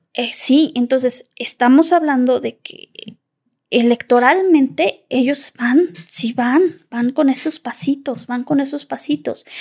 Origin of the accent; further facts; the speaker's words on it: Zacatecas, Mexico; yo soy originaria de Zacatecas